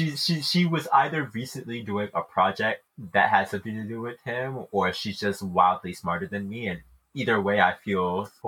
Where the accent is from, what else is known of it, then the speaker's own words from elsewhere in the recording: United States; I am an American.